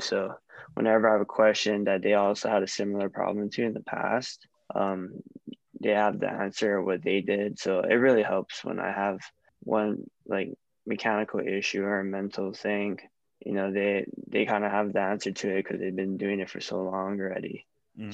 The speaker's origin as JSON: {"language": "English", "region": "Hawaii", "country": "United States", "said": "I'm just from Hawaii."}